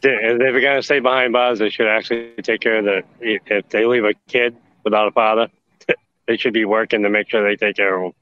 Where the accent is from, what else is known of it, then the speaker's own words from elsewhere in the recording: Maine, United States; also born or lived in Augusta, Georgia area; now in Georgia, United States; It is my home state